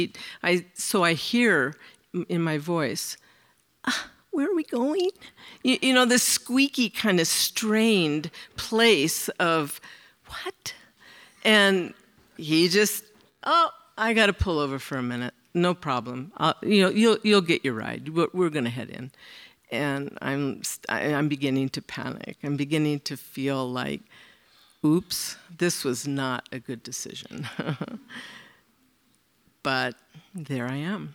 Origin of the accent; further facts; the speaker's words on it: San Francisco Bay Area, California, United States; I was raised in the Bay Area, in San Francisco area